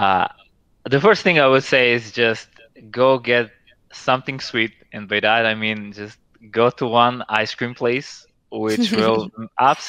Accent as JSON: {"language": "English", "country": "Serbia", "moved": "as an adult", "lives_now": "Albania", "said": "I am actually from Serbia"}